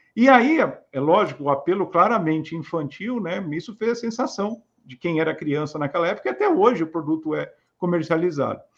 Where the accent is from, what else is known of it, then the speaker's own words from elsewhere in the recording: Santos, São Paulo, Brazil; eu, como nasci e cresci em Santos, depois em São Paulo